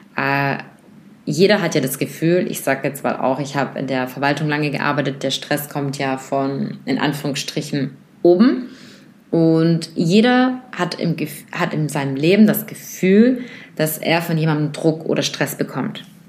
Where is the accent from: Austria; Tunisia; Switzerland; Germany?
Germany; bei uns in Deutschland